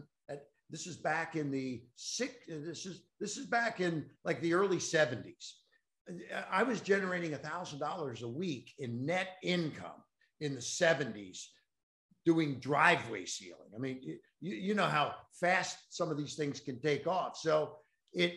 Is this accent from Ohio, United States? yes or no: yes; Cincinnati, Ohio, United States; I'm from Cincinnati